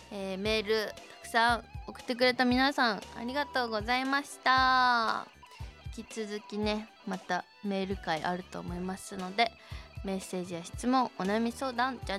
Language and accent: Japanese; Shizuoka, Japan; accent: Shizuoka dialect; うんちは静岡弁のはず